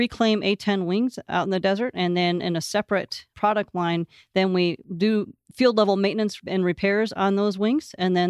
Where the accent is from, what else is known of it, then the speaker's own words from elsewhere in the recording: Bel Air, Michigan, United States; I'm originally from Northern Michigan, a little town called Bel Air. Grew up there and went to an engineering college at Michigan Technological University in Houghton, Michigan.